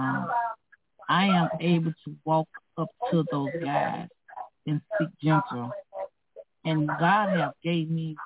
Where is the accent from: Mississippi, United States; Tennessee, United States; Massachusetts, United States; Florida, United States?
Mississippi, United States; now in Minnesota, United States; I come from a racist background. I'm from Mississippi